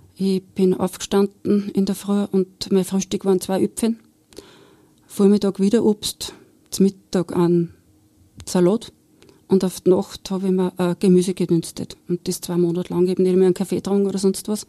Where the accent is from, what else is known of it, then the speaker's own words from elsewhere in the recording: Steyr, Upper Austria, Austria; also born or lived in Bad Hall; nach Steyr zurück in meine Heimat